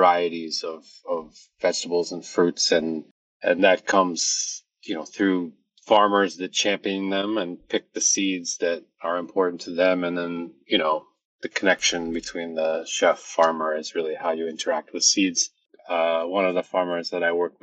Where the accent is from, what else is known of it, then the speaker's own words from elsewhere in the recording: Maine, United States; now in New York City, United States; Originally, I'm from Maine. And since I was young, I was always cooking at home with my family